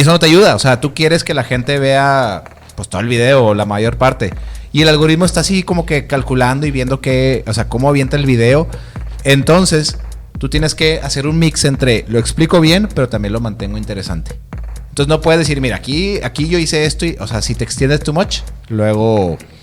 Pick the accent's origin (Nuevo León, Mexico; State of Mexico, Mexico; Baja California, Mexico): Nuevo León, Mexico; Monterrey; como buen regio